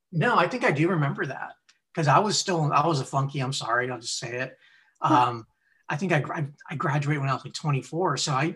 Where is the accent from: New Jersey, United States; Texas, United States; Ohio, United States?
Texas, United States; He goes, you from Texas? I'm like, yes, sir.